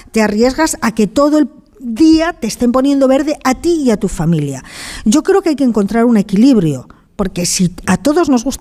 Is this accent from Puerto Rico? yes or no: no; León, Castile and León, Spain; Yo soy de León y afortunadamente en León todos sabíamos de quién era cada uno